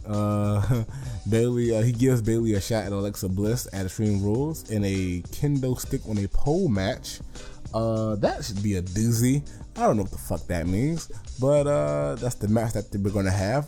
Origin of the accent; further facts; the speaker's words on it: the South, United States; I'm from the South